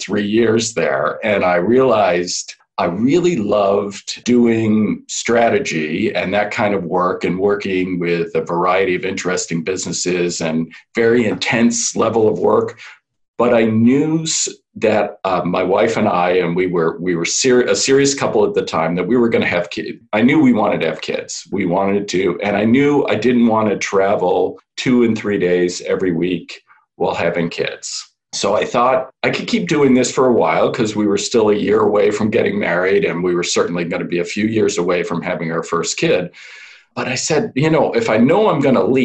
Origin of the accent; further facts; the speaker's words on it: Chicago, Illinois, United States; moved away as an adult; also born or lived in Boston; I grew up in Chicago as the oldest of three sons of two academics.